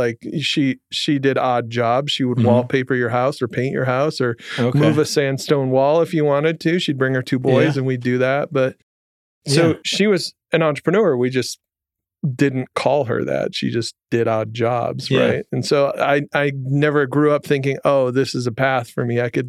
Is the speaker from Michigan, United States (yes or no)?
yes; Jackson, Michigan, United States; I grew up in Michigan, in okay. Jackson, which is a town very few people know.